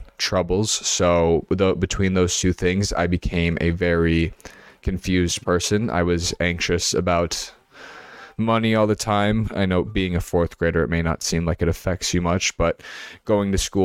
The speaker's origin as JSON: {"language": "English", "region": "Minnesota", "country": "United States", "tie": "born or raised there", "also_born_or_lived": "New York City", "said": "I was born in New York City. I was adopted into a family that lived in Minnesota"}